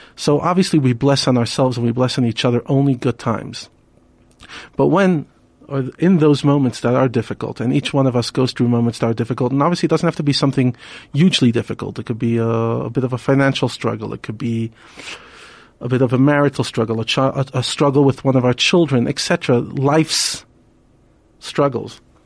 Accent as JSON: {"language": "English", "town": "New York City", "region": "New York", "country": "United States", "tie": "born or raised there", "moved": "yes", "lives_now": "Johannesburg, South Africa", "said": "We grew up together in Brooklyn"}